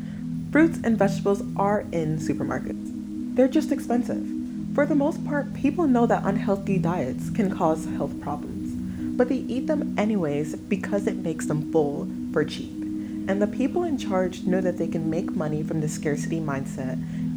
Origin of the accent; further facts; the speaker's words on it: New York City, New York, United States; Growing up in Bed-Stuy, New York